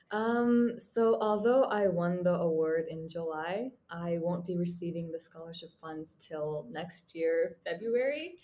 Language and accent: English; Mongolia; moved away as an adult; now in Japan; sitting in my childhood bedroom in my home country, Mongolia